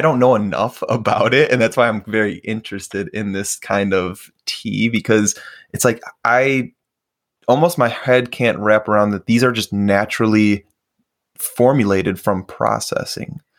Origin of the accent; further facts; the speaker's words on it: Chicago, Illinois, United States; now in Minneapolis, United States; I was born and raised in Chicago. So northwest suburbs